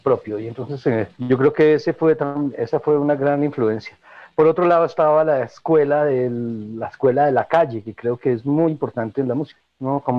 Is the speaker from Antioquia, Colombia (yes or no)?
no; Bogotá, Colombia; born there; Nací en Bogotá en 1969 en una familia muy musical